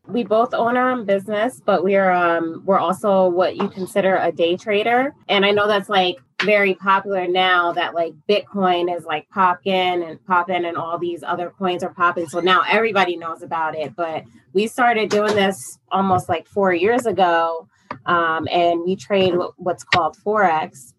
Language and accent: English; upstate New York, United States; I'm from upstate New York. Uh, originally, um, and currently uh, still in New York. Just a New Yorker all my life